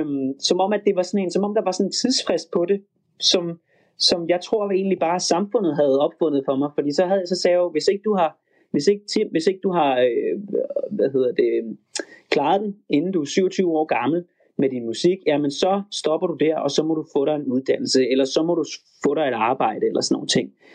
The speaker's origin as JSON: {"language": "Danish", "country": "Denmark", "also_born_or_lived": "Los Angeles, United States", "moved": "as an adult", "said": "hjemme i Danmark"}